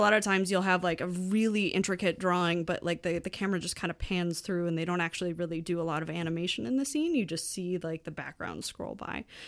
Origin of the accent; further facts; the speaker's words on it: United States; now in Quebec, Canada; as an American